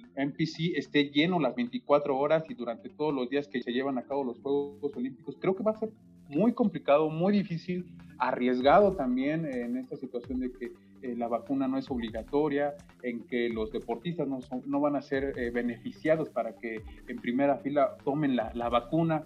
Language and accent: Spanish; Mexico